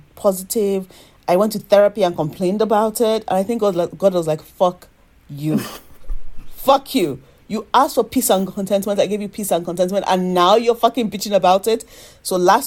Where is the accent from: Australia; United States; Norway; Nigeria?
Nigeria; moved away as an adult; now in United Kingdom; as a Nigerian